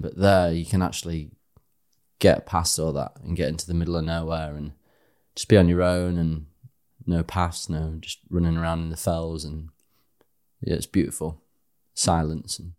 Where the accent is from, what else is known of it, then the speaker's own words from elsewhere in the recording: Harrogate, Yorkshire and the Humber, United Kingdom; moved away as an adult; I am from Yorkshire. Mm-hmm. Yeah, born and bred. I was there till eleven, and we left for a year, and then came back